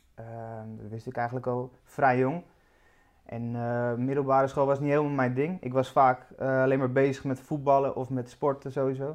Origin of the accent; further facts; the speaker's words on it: Amsterdam, North Holland, Netherlands; also born or lived in Badhoevedorp; Ik eh, ben geboren in, uh, in het dat is Nieuw Sloten. Ja. Dus eh, ja, Amsterdam Nieuw-West